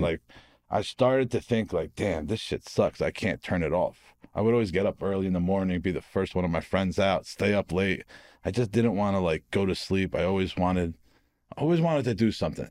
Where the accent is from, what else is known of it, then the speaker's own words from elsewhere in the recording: Harrison, New Jersey, United States; also born or lived in Newark, New Jersey; I was born in Newark, from Harrison, New Jersey